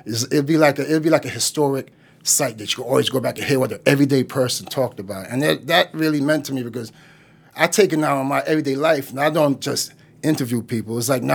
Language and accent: English; Boston, Massachusetts, United States; I was from Roxbury.